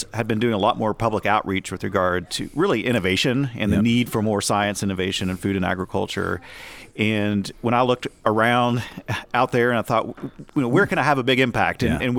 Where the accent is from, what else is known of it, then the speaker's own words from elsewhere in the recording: Texas, United States; also born or lived in Oklahoma; I grew up in the Texas Panhandle and spent the last 13 years in Oklahoma.